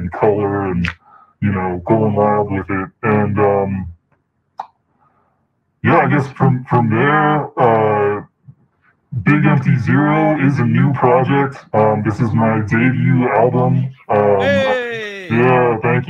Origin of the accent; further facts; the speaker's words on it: East Coast, New York area, United States; now in Oakland, United States; originally I'm from the East Coast, New York area. I've been out here in Oakland for a while now, so currently based out of Oakland